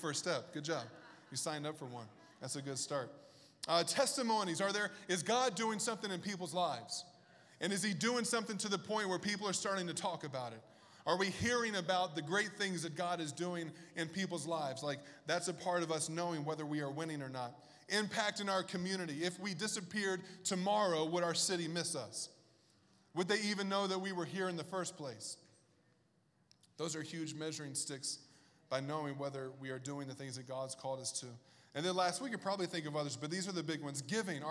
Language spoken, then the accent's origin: English; Bible Belt, the South, United States; moved away; I grew up in the South in the Bible Belt